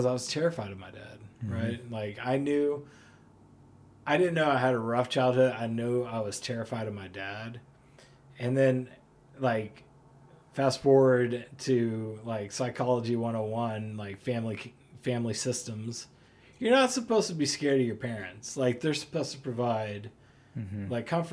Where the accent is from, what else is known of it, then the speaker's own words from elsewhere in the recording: Oklahoma City, Oklahoma, United States; born there; moved away; So I was born in Oklahoma City, and my dad worked on in an oil field over there, driving trucks actually, and so the oil ran out, and we ended up moving here.